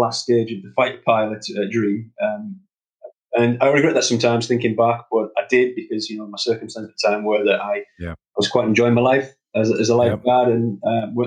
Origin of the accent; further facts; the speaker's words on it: East Cleveland, North East England, United Kingdom; I'm from East Cleveland, a place called Carling Haut, a small village near Loftus Leisure Centre